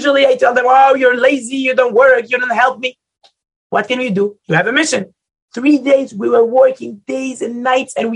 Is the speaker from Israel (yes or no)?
yes; Israel; English is a second language; Israelis are different